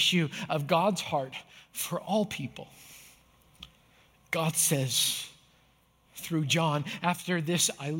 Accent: Canada; I grew up in Canada

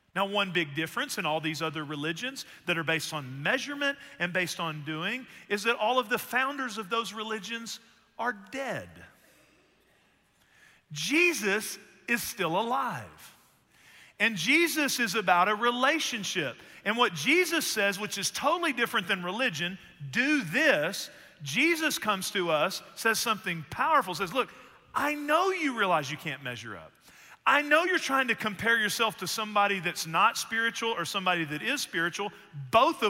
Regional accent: Texas, United States; We're from Texas

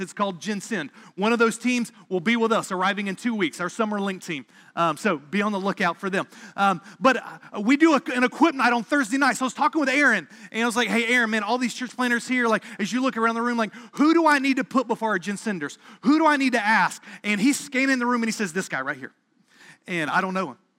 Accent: South Carolina area, the Carolinas, United States; moved away as an adult; now in Boston, United States; I grew up in the North Carolina, South Carolina area.

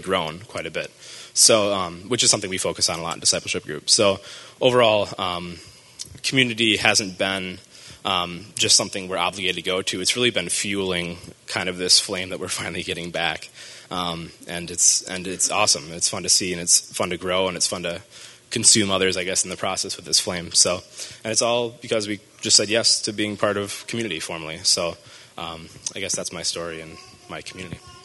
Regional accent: Marshfield, Wisconsin, United States; I grew up in Marshfield, Wisconsin, so up north

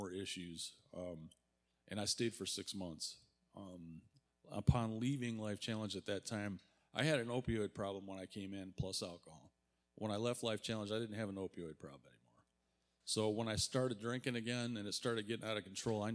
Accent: Warren, Michigan, United States; I'm from Warren, Michigan.

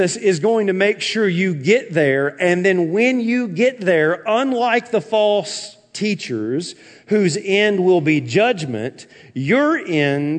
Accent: the South, United States; when I was growing up in the South

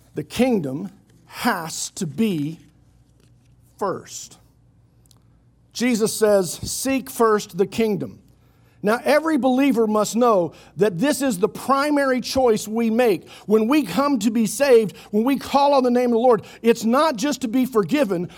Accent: Oklahoma City, Oklahoma, United States; I grew up in Oklahoma City, otherwise known as West Jerusalem

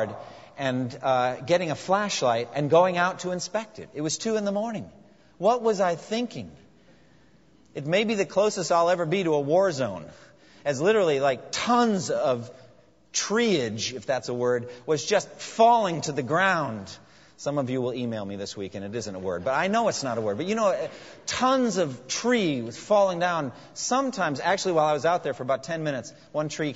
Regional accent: New England, United States; now in eastern US; I was raised in New England and used to just snow

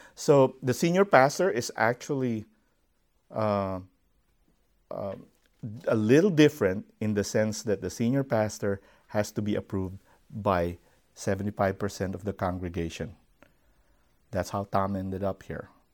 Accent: Philippines; I grew up, um, in such a setting. I am from the Philippines

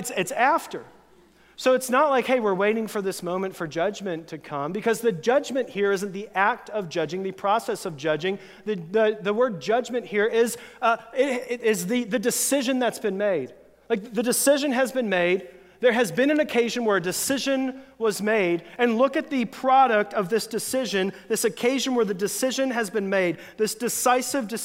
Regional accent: Florida, United States; moved away; when I was a teenager, a friend and I grew up in Florida

